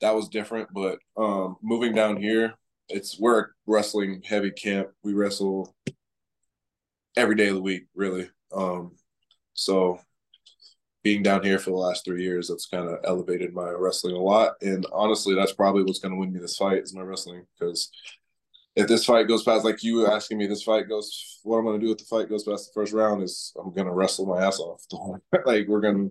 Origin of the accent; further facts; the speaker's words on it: Iowa, United States; moved away as an adult; now in Florida, United States; I was born in Iowa, raised in Iowa. I moved to Florida 3 years ago, but my whole life I was in Iowa